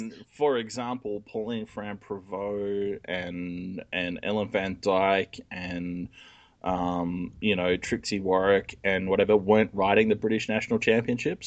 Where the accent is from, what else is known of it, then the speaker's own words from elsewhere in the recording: Australia; I'm Australian